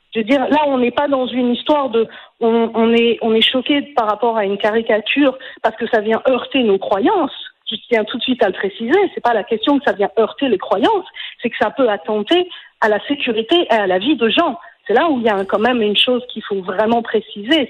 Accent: France; moved away as an adult; also born or lived in Quebec; now in Israel; j'ai quitté la France, j'ai pas quitté le Québec, j'ai décidé de m'installer en Israël

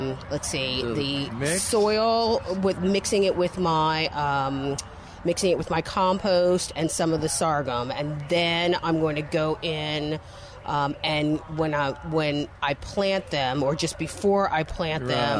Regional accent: New England, United States; now in Texas, United States; I'm from New England

